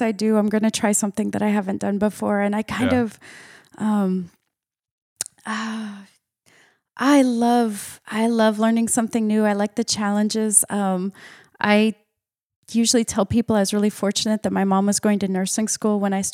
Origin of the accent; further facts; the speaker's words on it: Missouri, United States; moved away as an adult; also born or lived in Princeton; I grew up on a hog farm in Missouri